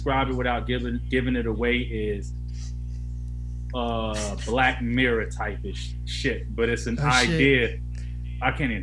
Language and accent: English; Atlanta, Georgia, United States; I'm from Atlanta